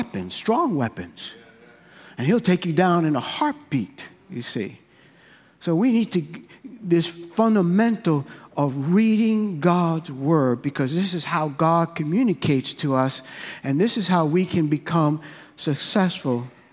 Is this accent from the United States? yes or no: yes; New York, United States; growing up in New York, I grew up in the hood.